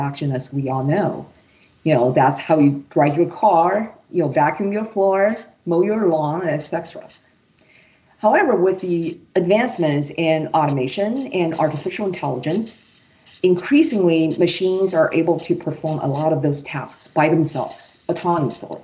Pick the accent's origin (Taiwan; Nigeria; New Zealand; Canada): Taiwan; moved away as an adult; also born or lived in Michigan, United States; now in United States; I was born and raised in Taiwan